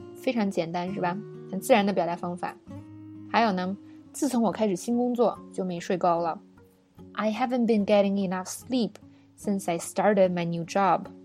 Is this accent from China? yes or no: yes; China; 我们中国人